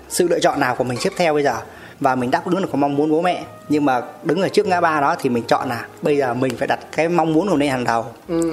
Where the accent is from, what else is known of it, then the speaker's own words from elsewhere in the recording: Sóc Sơn, Hanoi, Vietnam; em là ở Hà Nội Sóc Sơn